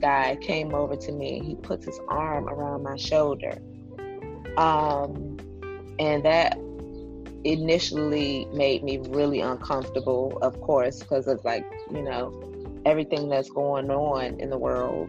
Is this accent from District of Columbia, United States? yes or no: yes; Washington, District of Columbia, United States; I'm from Washington, D.C.